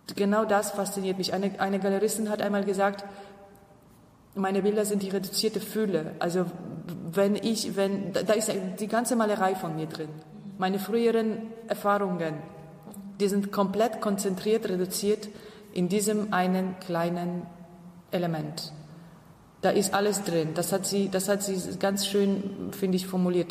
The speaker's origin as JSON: {"language": "German", "region": "Upper Silesia", "country": "Poland", "moved": "yes", "said": "Ich komme ja aus Oberschlesien"}